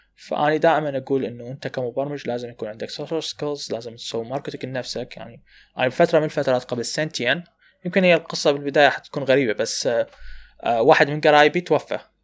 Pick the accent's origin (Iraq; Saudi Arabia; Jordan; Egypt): Iraq; عندنا بالعراق